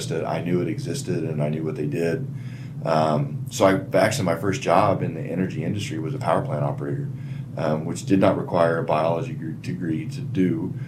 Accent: Lebo, Kansas, United States; also born or lived in Wichita, Kansas / Lawrence, Kansas; So Kansas, born and raised, so I was born in Wichita, and the bulk of my family is still there, so my parents and my grandmother on my dad's side. And my aunt and those folks, but yeah, so born in Wichita, but didn't grow up there. Moved to Coffee County, which Lebo is the little town I grew up in.

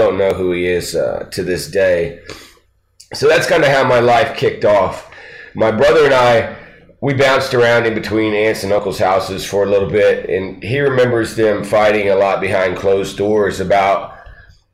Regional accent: Poplar Bluff, Missouri, United States; also born or lived in Lawton, Oklahoma; we moved from Lawton, Oklahoma to Poplar Bluff, Missouri, and really that's where I grew up

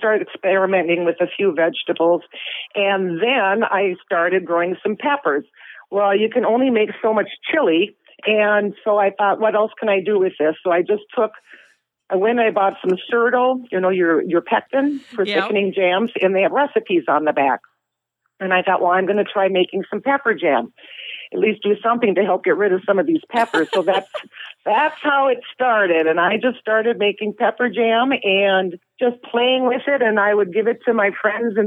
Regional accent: Bloomington, Minnesota, United States; also born or lived in Brainerd, Minnesota / Wisconsin; I grew up in Bloomington, and after I graduated and went to college and all that, I moved around and went up to Brainerd and over to Wisconsin for a while

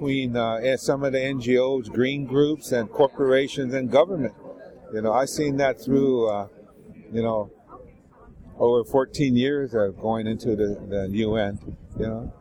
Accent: United States; I'm from the United States.

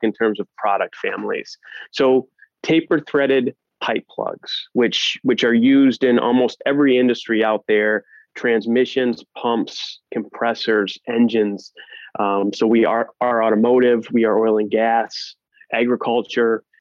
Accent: Northwest Ohio, United States; also born or lived in Columbus, Ohio; I grew up in a very, very small town in Northwest Ohio, population 500

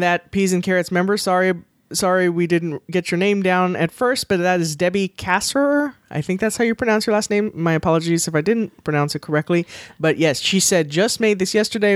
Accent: the South, United States; growing up in the South

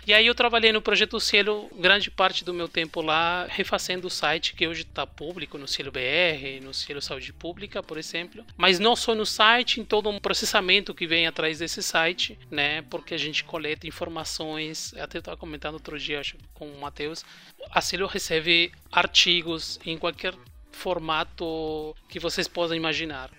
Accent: Uruguay; Portuguese is a second language; also born or lived in São Paulo, Brazil; now in Berlin, Germany; vocês vão perceber um sotaque um pouco diferente, porque eu sou do Uruguai, na verdade, eu sou uruguaio

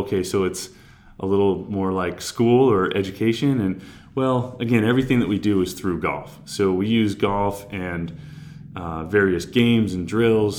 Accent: Cape Cod, Massachusetts, United States; moved away as an adult; also born or lived in Georgia / Utah; I grew up on Cape Cod, so I'm from Massachusetts

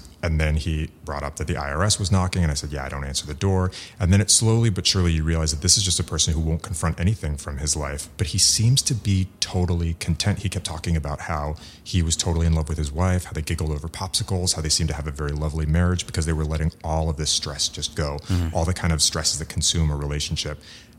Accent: San Diego, California, United States; born there; And I happen to love San Francisco, and I was born in San Diego, like the son of European immigrants.

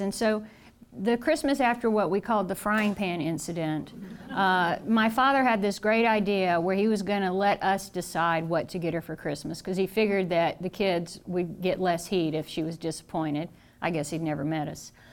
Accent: the South, United States; I'm from the South

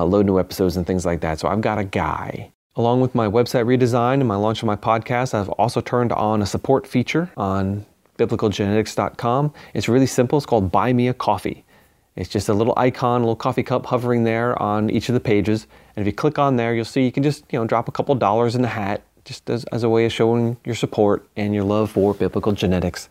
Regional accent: Long Island, New York, United States; I grew up in New York on the other end of New York on Long Island

